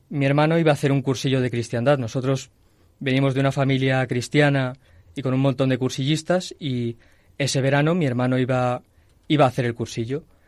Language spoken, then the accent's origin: Spanish; Toledo, Castilla-La Mancha, Spain; moved away as an adult; now in Madrid, Spain; soy de Toledo, pero desde hace cinco años eh, estoy viviendo en Madrid